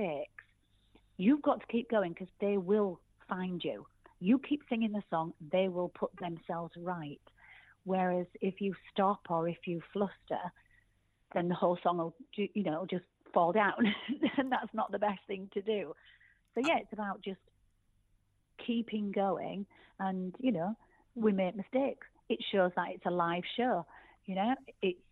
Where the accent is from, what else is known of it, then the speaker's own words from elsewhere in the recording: Yorkshire and the Humber, United Kingdom; I'm actually a Yorkshire girl through and through.